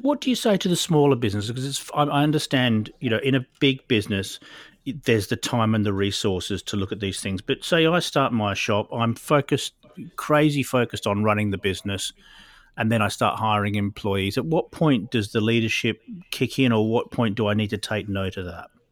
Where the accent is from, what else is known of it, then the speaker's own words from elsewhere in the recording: Perth, Western Australia, Australia; now in Oxfordshire, United Kingdom; I'm living in Oxfordshire these days, but I came from Perth originally